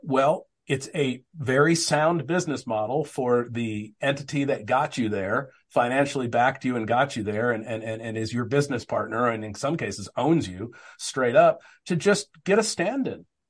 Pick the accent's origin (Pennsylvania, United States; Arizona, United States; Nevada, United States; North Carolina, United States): Arizona, United States; I grew up in Arizona